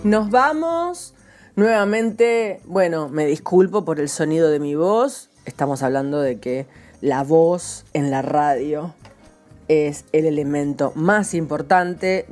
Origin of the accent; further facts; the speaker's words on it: San Nicolás de los Arroyos, Buenos Aires Province, Argentina; Emilia, que es el pueblo que está al lado de San Nicolás, donde yo nací